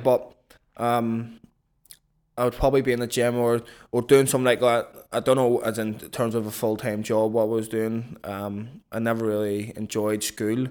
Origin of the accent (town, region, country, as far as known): Belfast, Northern Ireland, United Kingdom; born or raised there; moved away as an adult; now in London, United Kingdom